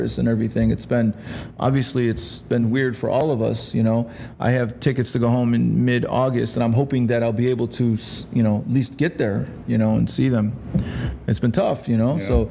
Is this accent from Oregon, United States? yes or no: no; Rome, New York, United States; also born or lived in Los Angeles; now in Las Vegas, United States; I'm from upstate New York, a little town called Rome, New York